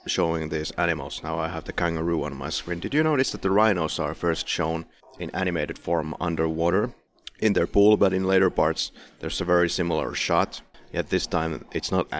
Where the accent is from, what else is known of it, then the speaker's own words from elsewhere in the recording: Finland; English is a second language; now in Poland; I live in Poland, I'm from Finland